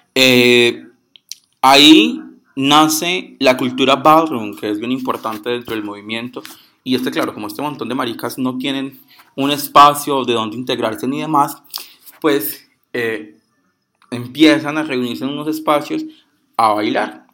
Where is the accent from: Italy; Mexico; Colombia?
Colombia; Pereira, Risaralda; soy de Puerto Caldas Pereira